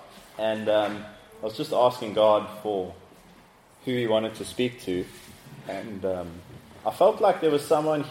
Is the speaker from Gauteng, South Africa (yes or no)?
no; Cape Town, Western Cape, South Africa; I'm from Cape Town, South Africa.